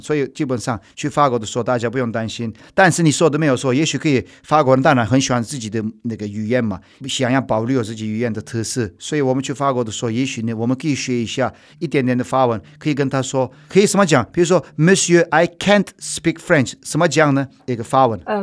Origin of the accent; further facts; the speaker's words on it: Turkey; Chinese is a second language; moved away; 我在法国的时候，都没有人会分得出来我是土耳其人吧